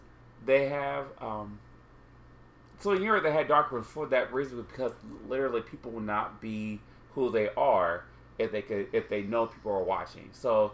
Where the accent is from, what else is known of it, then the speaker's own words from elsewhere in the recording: Ohio, United States; I was from Ohio.